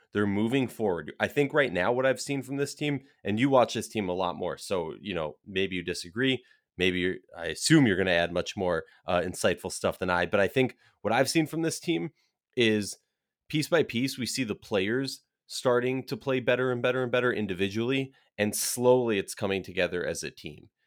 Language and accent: English; Minnesota, United States; I'm from Minnesota